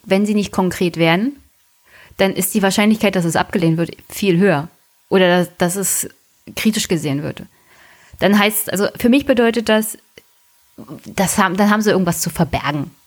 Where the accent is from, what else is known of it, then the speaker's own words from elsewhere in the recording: Brandenburg, Germany; als Brandenburger